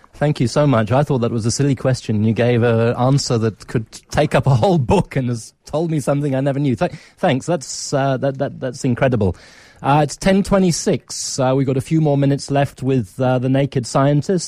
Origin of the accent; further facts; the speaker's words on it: England, United Kingdom; accent: British; also born or lived in Nigeria; now in South Africa; it's a long time since I went to school in England, and even though I was born in Nigeria